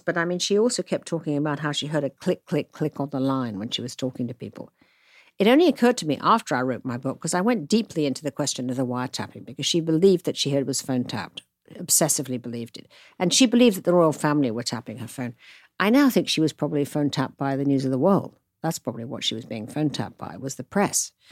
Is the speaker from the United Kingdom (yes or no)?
yes; United Kingdom; moved away as an adult; now in United States; a Brit who knew nothing about America